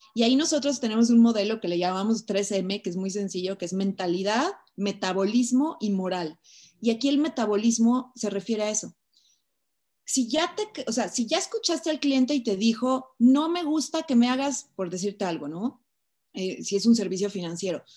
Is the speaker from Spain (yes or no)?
no; Mexico; soy una mujer mexicana